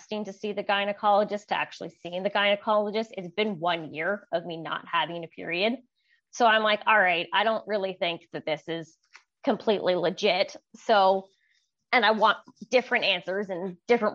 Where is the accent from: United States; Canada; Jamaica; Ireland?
Canada; Vancouver, British Columbia; moved away as an adult; now in Okanagan, Canada; I'm originally from Vancouver, BC, Canada. I recently relocated up to the Okanagan